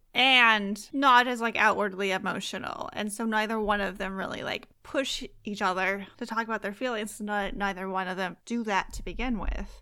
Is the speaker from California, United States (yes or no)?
yes; Fresno, California, United States; I grew up in Fresno, too, and I lived there for, like, seventeen years